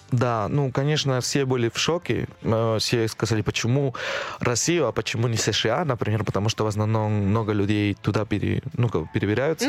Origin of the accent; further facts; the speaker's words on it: Lima, Peru; Russian is a second language; moved away as an adult; now in Moscow, Russia; отучиться в, э, в Лиме, в моем родной город